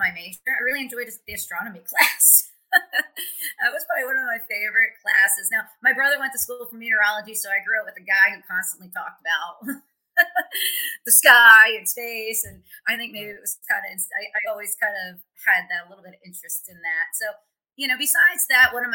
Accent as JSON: {"language": "English", "town": "Pottstown", "region": "Pennsylvania", "country": "United States", "tie": "born or raised there", "moved": "as an adult", "lives_now": "Indianapolis, United States", "said": "my hometown, Pottstown"}